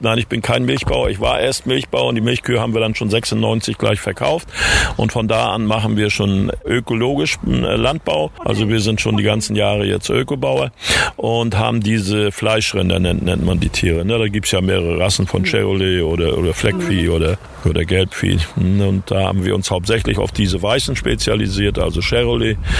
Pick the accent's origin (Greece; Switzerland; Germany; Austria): Germany; mein Geburtsort ist Sahnitz